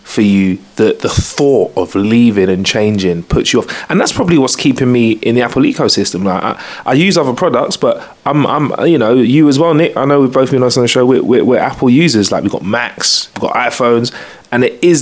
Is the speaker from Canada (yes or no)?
no; United Kingdom; We're British people